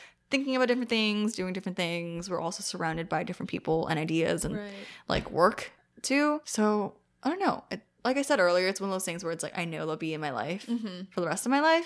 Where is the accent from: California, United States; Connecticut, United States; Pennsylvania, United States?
California, United States; Oakland; also born or lived in San Leandro / San Diego; I grew up in Oakland and like San Leandro, which is super, super diverse.